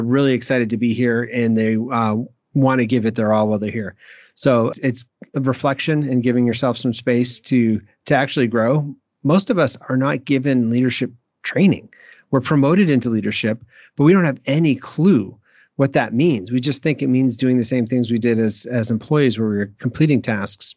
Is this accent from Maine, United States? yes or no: yes; Maine, United States; when I grew up in Maine there, I can't do the Maine accent